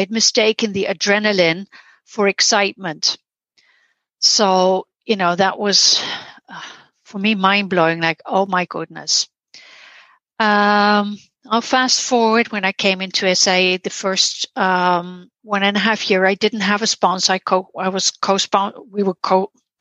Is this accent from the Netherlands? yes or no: yes; Netherlands; I'm from the Netherlands.